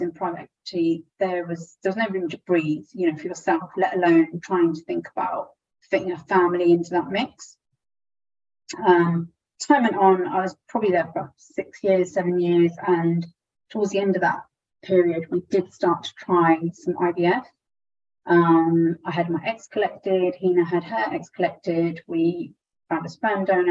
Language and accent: English; Southampton, South East England, United Kingdom; moved away; also born or lived in London; I grew up in Southampton, a very small Indian community where everyone knew everyone